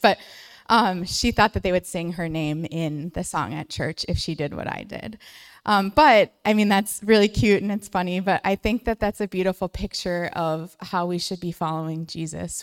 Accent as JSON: {"language": "English", "town": "St. Cloud", "region": "Minnesota", "country": "United States", "said": "we are from the Saint Cloud area"}